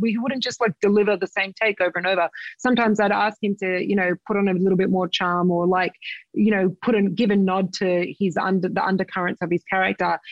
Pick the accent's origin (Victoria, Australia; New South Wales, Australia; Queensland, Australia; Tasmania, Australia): New South Wales, Australia; Sydney; my hometown in Sydney Australia